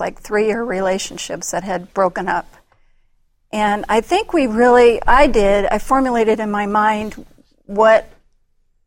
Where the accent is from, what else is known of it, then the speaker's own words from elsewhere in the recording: Omaha, Nebraska, United States; moved away as an adult; now in Stanton, United States; we spent most of our years in Omaha, Nebraska. That's where I was born and raised